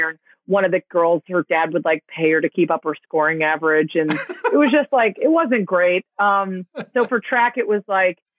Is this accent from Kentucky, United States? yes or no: no; Chicago, Illinois, United States; born or raised there